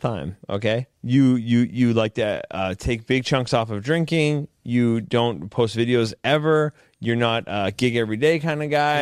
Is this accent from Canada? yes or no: yes; Canada; I'm fucking Canadian